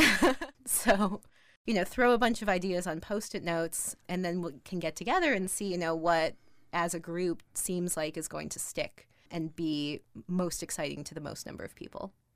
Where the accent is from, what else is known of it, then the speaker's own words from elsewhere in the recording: Minneapolis, Minnesota, United States; I grew up in Minneapolis